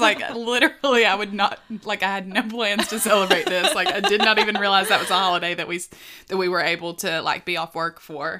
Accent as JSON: {"language": "English", "region": "the South", "country": "United States", "accent": "Southern (not strong)", "said": "I'm from from the South, my accent isn't that strong"}